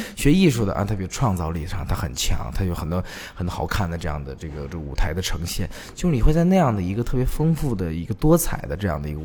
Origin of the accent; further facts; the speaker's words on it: Beijing, China; 我来自北京，是个戏剧的导演和演员